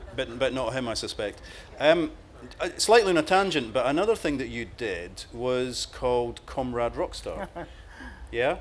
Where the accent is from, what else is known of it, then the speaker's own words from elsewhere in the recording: Cardenden, Scotland, United Kingdom; my hometown